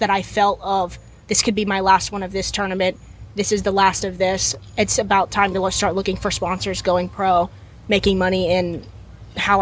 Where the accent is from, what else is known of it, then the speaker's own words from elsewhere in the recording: Gainesville, Florida, United States; I've been a Gator my whole life. I was born in Gainesville